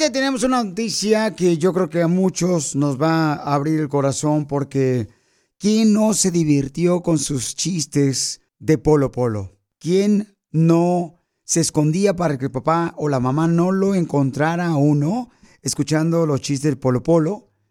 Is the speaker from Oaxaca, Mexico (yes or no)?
no; Sinaloa, Mexico; now in United States; aquí venimos de Sinaloa a Estados Unidos, Papuchón.